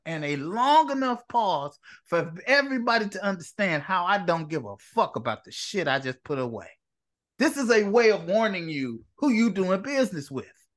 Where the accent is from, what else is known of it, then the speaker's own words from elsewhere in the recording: Chicago, Illinois, United States; I'm from Inglewood. I'm from the neighborhood that people most fear in the city of Chicago along with the West Side.